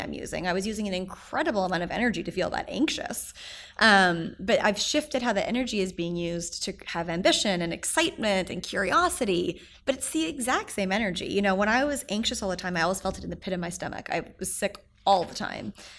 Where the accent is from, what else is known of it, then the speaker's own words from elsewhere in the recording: Edmonton, Alberta, Canada; moved away as an adult; also born or lived in Toronto; now in New York City, United States; when I moved to Toronto from Edmonton, where I'm from